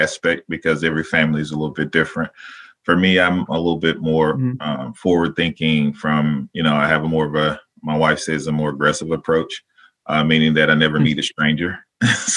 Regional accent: Dallas, Texas, United States; moved away as an adult; also born or lived in Las Cruces, New Mexico / Portland, Oregon; now in Mahoning Valley, Ohio, United States; I grew up in Dallas, Texas, lived in Las Cruces, New Mexico, sort of my undergrad, and then eventually transitioned back to Dallas, Texas

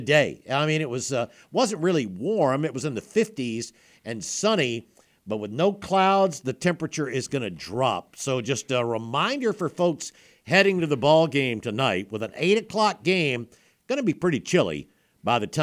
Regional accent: South Alabama, United States; I grew up in South Alabama

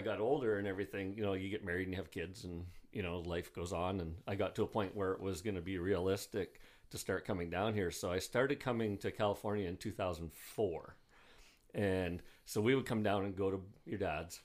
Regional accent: Bruce Mines, Ontario, Canada; also born or lived in Sault Ste. Marie, Ontario; I grew up in Bruce Mines, which is a really small town

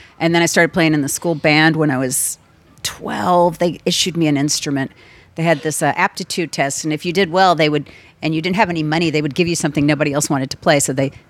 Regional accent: New Orleans, Louisiana, United States; also born or lived in Texas; My parents moved to New Orleans when I was two.

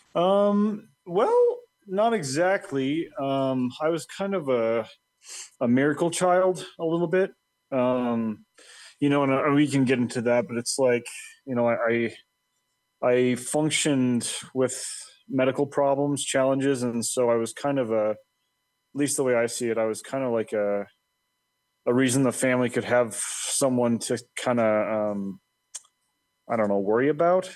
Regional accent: Colorado, United States; born or raised there; also born or lived in Dallas, Texas / Irving, Texas

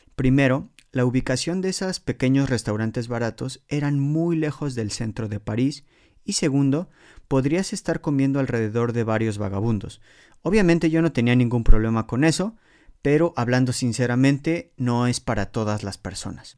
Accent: Mexico City, Mexico; moved away as an adult; now in Poland; en la Ciudad de México, de donde soy originario

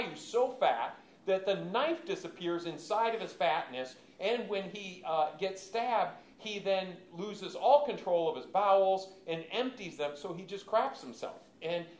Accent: Michigan, United States; I grew up in Michigan

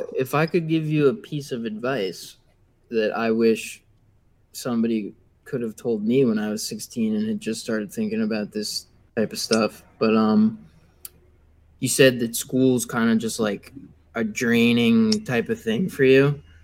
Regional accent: Long Island, New York, United States; I'm from uh, Long Island, so not too far

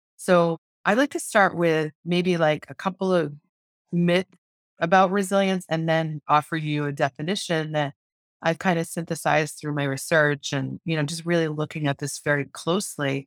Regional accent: Lakeville, Massachusetts, United States; I grew up in a town called Lakeville. and. Meth in southeastern Massachusetts in the United States. It's south of Boston

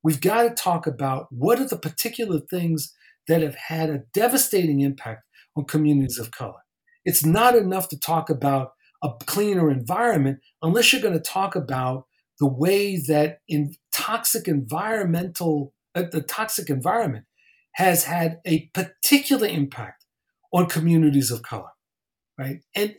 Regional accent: East Coast, United States; I grew up on the East Coast.

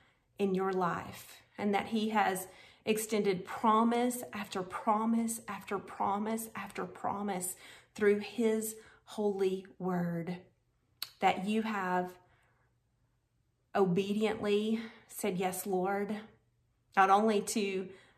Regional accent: Conway, Arkansas, United States; here in my hometown of Conway, Arkansas

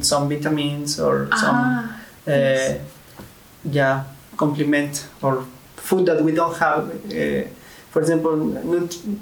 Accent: a small city in Tlaxcala, Mexico; moved away as an adult; also born or lived in Egypt / Lebanon; I'm from Mexico, in a small city

